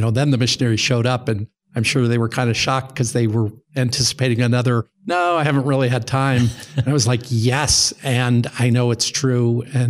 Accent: Las Vegas, Nevada, United States; From a church standpoint, I grew up in Las Vegas as a non-member.

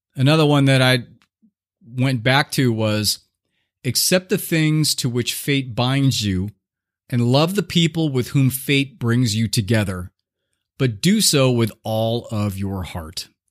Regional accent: Southern California, United States; I was growing up in Southern California in like the 70s

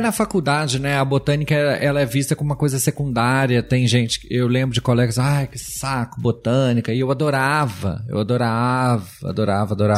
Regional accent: Brazil; como brasileiro

